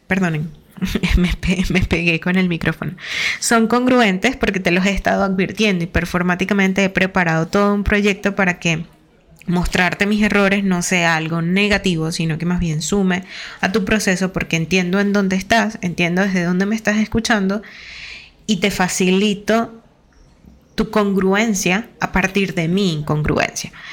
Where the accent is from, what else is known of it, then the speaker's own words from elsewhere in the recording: Venezuela; Venezuela, que es de donde yo soy